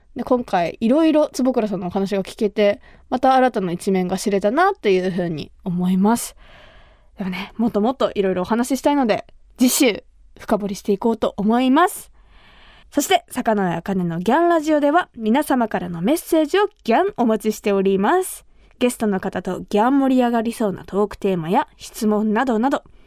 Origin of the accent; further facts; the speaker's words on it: Kumamoto, Japan; 私が生まれ育った熊本